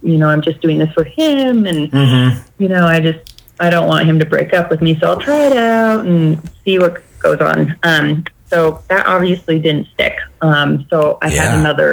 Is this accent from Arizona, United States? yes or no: no; Colorado Springs, Colorado, United States; I'm from Colorado Springs, Colorado. I'm a native